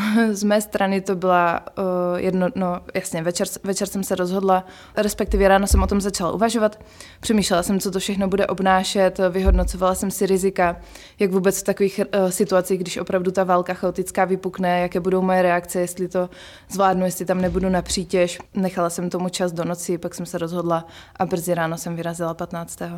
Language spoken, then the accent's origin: Czech; Czechia; jsme z Česka